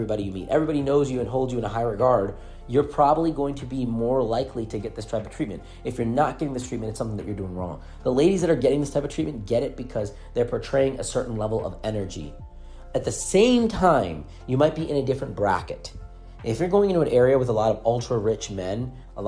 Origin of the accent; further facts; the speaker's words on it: India; English is a second language; moved away; also born or lived in United States; I'm a guy that's from a foreign country. English is not my first language.